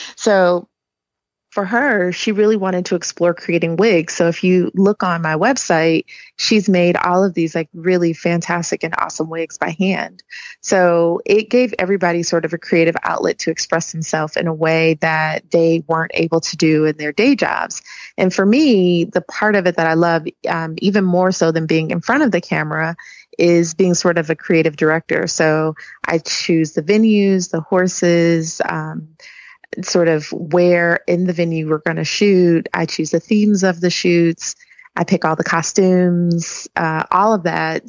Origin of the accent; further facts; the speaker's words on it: Milwaukee, Wisconsin, United States; accent: Wisconsin; now in Atlanta, United States; I live in Atlanta. I'm actually from Wisconsin. Milwaukee is where I was born and raised.